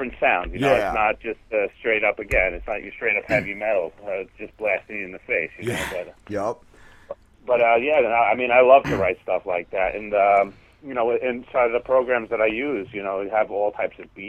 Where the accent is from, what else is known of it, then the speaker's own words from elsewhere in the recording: Centereach, New York, United States; also born or lived in Pennsylvania; I grew up in a town called Center Reach, is like the middle of Long Island.